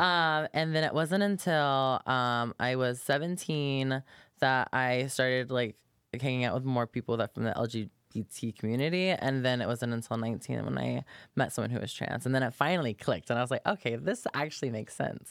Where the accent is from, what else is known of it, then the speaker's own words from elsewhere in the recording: Polk County, Florida, United States; moved away; I'm from Florida originally. Actually, grew up on a farm